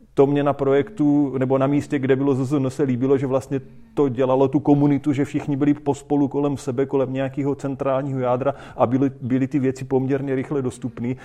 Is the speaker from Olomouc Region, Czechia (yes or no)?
no; Boskovice, South Moravian Region, Czechia; U nás v Boskovicích